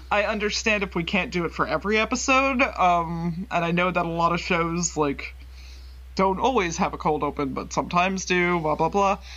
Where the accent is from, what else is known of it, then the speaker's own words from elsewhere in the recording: Texas, United States; we're from Central Texas, so we had that moment where we're both like, ah, I've been there.